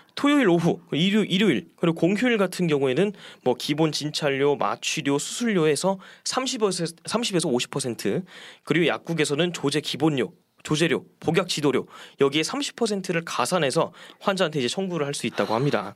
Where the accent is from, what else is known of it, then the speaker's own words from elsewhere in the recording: Daejeon, South Korea; moved away; 저는 본가가 대전입니다